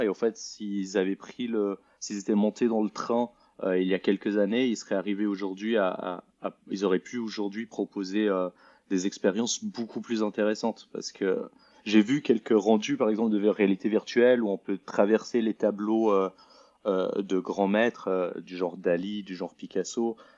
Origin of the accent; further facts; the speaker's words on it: Lausanne, Vaud, Switzerland; moved away as an adult; also born or lived in Paris; je suis originaire de Lausanne, en Suisse